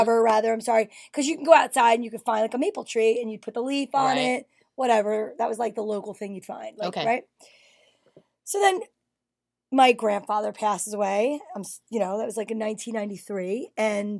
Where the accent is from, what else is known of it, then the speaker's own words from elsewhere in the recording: Nutley, Bloomfield, Belleville area, New Jersey, United States; I'm from the Pizza Triangle, the Nutley Bloomfield Belleville area.